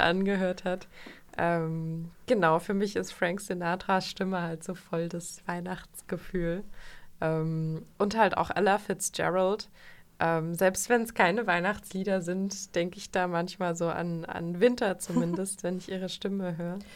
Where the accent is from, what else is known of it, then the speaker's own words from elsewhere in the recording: Vogtland, Saxony, Germany; moved away; ich bin aus dem Vogtland